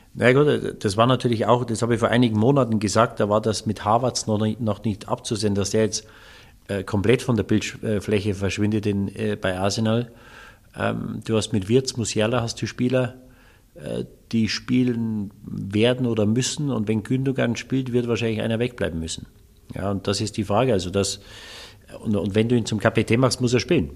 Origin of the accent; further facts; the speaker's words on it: Munich, Bavaria, Germany; also born or lived in Waldsassen; ich bin ja in München aufgewachsen